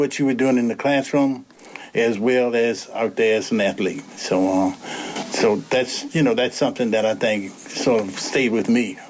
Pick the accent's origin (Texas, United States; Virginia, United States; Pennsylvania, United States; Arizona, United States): Virginia, United States; Lynchburg; also born or lived in Raleigh, North Carolina; I was born in Lynchburg, here in Lynchburg, and I graduated from Dunbar High School.